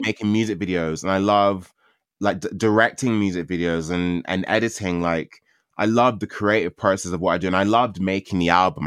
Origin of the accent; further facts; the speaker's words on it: London, United Kingdom; I grew up in Catford. I grew up in, like, South London